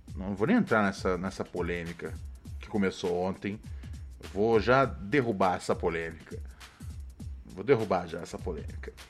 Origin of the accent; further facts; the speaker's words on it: Rio de Janeiro, Brazil; sou do Rio de Janeiro